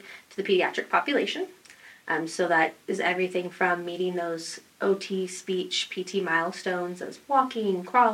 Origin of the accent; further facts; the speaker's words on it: Westville, Oklahoma, United States; moved away as an adult; now in Tahlequah, United States; I'm from Westville, so it's not too far. Westville. So Westville, Oklahoma, it's about 30 minutes west, east